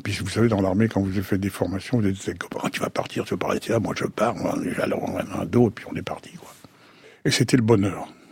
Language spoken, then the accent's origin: French; Sceaux, Île-de-France, France; Je suis né à Sceaux, en 1935